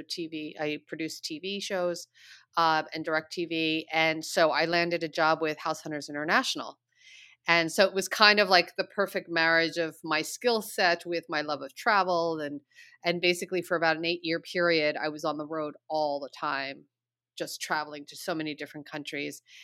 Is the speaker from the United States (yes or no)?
yes; Long Island, New York, United States; moved away; I was born in New York City. I was mm-hmm. raised mm. on Long Island, about an hour away from the city. I, you know, my whole childhood upbringing was pretty much in New York.